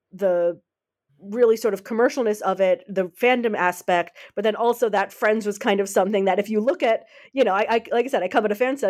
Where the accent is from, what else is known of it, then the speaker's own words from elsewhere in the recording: United States; now in Netherlands; I'm an American, but I live in the Netherlands